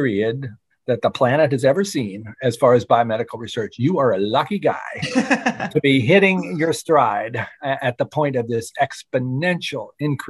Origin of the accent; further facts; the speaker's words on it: Shenandoah Valley, Virginia, United States; my hometown in the Shenandoah Valley